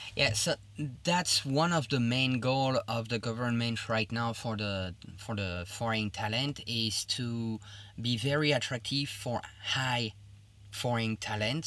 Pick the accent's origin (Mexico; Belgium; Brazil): Belgium; Liège, Wallonia; English is a second language; moved away as an adult; now in China; I'm originally from Liège in Belgium, which is in the French part of Belgium